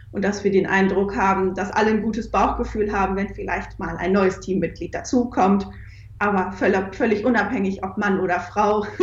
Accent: Lower Saxony, Germany; born there; also ich habe Psychologie studiert und bin auch gebürtige Ostfriesin

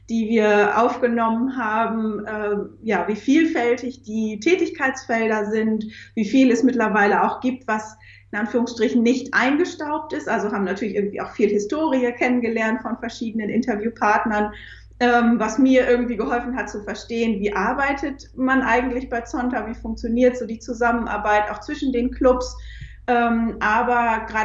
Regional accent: Lower Saxony, Germany; born there; also ich habe Psychologie studiert und bin auch gebürtige Ostfriesin

